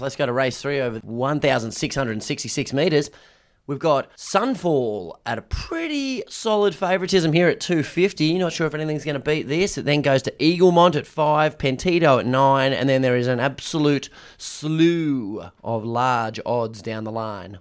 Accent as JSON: {"language": "English", "town": "Brisbane", "region": "Queensland", "country": "Australia", "tie": "born or raised there", "moved": "yes", "lives_now": "Melbourne, Australia", "said": "I was from Brisbane and at school, and our preseason was always against Ipswich Grammar."}